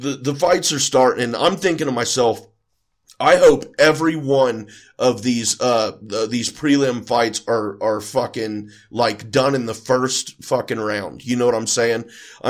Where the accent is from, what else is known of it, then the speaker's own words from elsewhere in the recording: Houston, Texas, United States; moved away; also born or lived in Ohio; I was raised in Texas for the first part of my life, born in Ohio, raised in North Houston for the first little bit of my life.